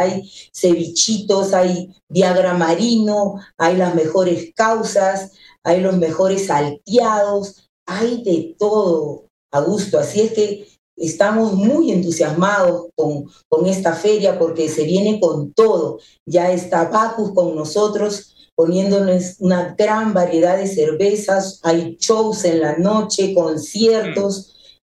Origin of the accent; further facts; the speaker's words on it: Peru; mi país con los tamales